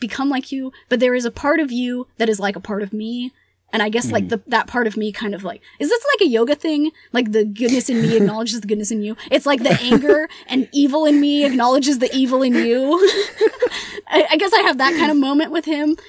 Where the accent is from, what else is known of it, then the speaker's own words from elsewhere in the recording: United States; first language Spanish; English is a second language; we're American